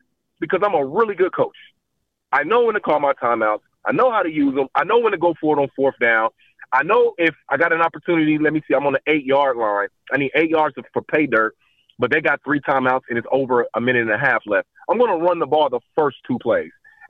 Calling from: Nashville, Tennessee, United States; Hey, … from Nashville.

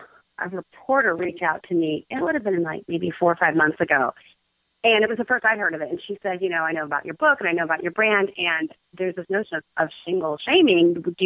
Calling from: Chicago, Illinois, United States

